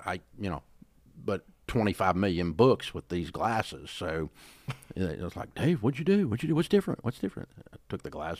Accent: the South, United States; accent: Southern; I'm from the South and I have a Southern accent

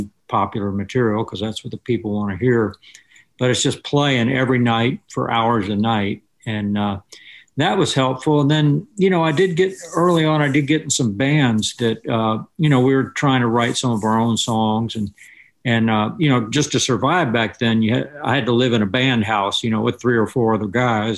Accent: West Palm Beach, Florida, United States; where I grew up in Florida, you know, they had, South Florida had just great FM stations in Miami and Lauderdale that we could get in West Palm Beach

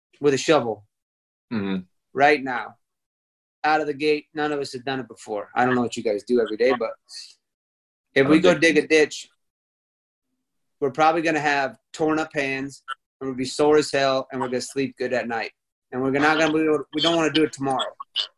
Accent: United States; moved away; also born or lived in Texas / Chicago, Illinois; I grew up in Texas and Chicago

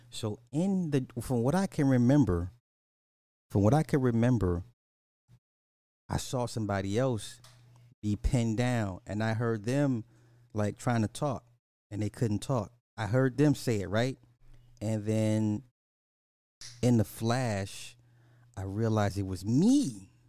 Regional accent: Canada; I'm French Canadian. We say supper, it's the meal after dinner.

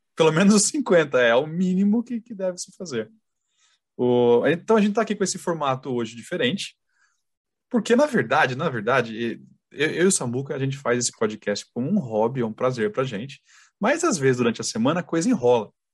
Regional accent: Sorocaba, São Paulo, Brazil; a gente é de Sorocaba

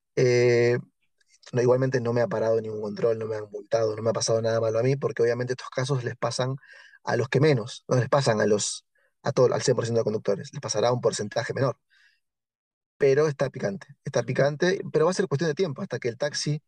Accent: Tigre, Buenos Aires Province, Argentina; de donde yo soy también hay mucho trabajo ahí que se llama Tigre la ciudad

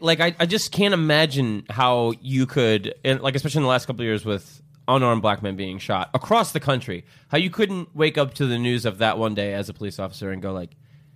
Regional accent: New York, United States; When I was growing up in New York

